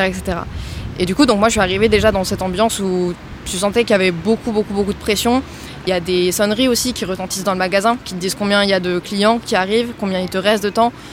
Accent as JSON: {"language": "French", "town": "Nantes", "region": "Pays de la Loire", "country": "France", "tie": "born or raised there", "moved": "as an adult", "lives_now": "Toulouse, France", "said": "moi, je viens de Nantes et j'ai fait donc toute ma scolarité là-bas jusqu'au lycée"}